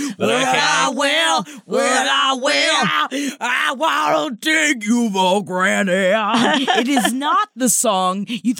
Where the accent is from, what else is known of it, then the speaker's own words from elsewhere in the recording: Tampa, Florida, United States; moved away; And then we're going back to my hometown September 14th of Tampa, Florida.